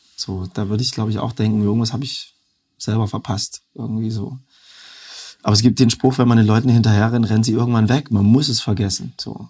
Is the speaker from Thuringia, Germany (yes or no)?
yes; Erfurt, Thuringia, Germany; Heimat ist so, das, wo ich herkomme, Zuhause kann überall sein. Und bei mir ist halt beides Erfurt